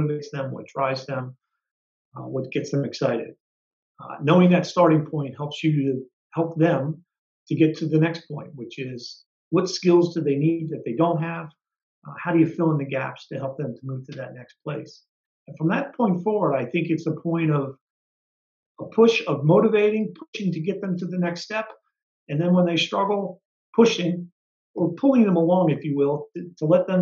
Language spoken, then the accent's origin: English; Baltimore, Maryland, United States; I grew up in Baltimore.